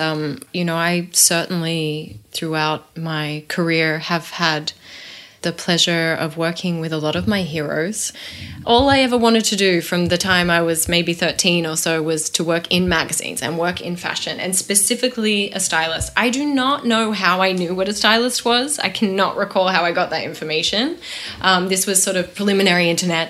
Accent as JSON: {"language": "English", "country": "Australia", "also_born_or_lived": "New York / London / Paris", "moved": "as an adult", "said": "I was from Australia and I was working in New York and London and Paris and all over the place"}